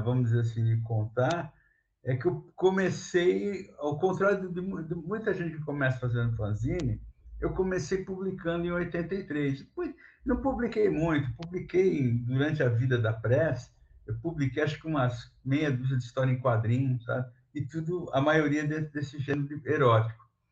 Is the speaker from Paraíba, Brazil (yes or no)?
no; São Vicente, São Paulo, Brazil; eu sou nascido em São Vicente, litoral do, de São Paulo